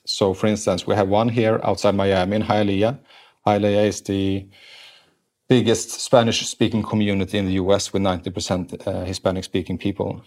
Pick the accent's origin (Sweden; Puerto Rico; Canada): Sweden; English is a second language; moved away as an adult; now in United States; I was grown up in Sweden